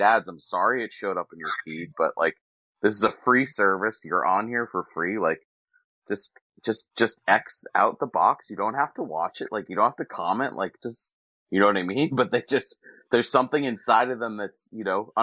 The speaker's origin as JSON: {"language": "English", "region": "New Hampshire", "country": "United States", "said": "I'm from New Hampshire."}